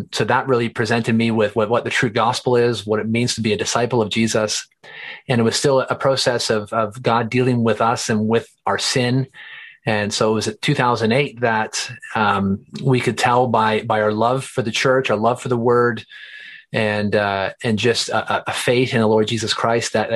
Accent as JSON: {"language": "English", "region": "Eastern Ontario", "country": "Canada", "tie": "born or raised there", "moved": "as an adult", "lives_now": "Calgary, Canada", "said": "I grew up in Eastern Ontario, here in Canada, and then actually came out to Calgary in 2004"}